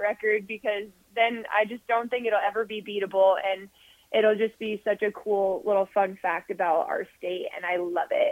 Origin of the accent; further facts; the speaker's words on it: Omaha, Nebraska, United States; I'm from Omaha, Nebraska